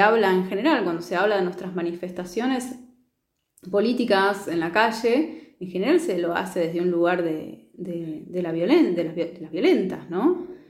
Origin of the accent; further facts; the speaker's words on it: Neuquén, Argentina; yo soy de Neuquén